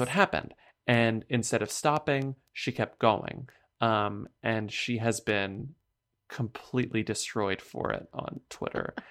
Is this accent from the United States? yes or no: yes; United States; as an American person